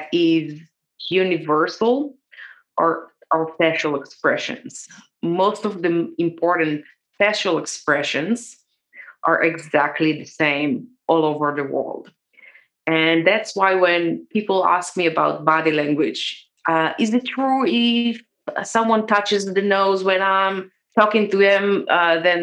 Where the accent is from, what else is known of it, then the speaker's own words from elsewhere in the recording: Israel; I grew up in Israel